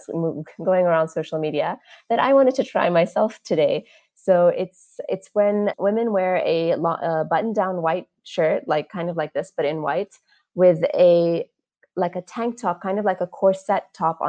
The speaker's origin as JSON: {"language": "English", "country": "United States", "tie": "born or raised there", "moved": "yes", "lives_now": "Dubai, United Arab Emirates", "said": "I was raised in the States"}